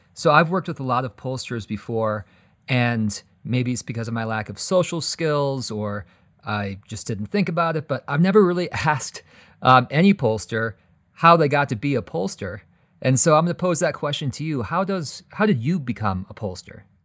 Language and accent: English; Colorado, United States; Here in my home state of Colorado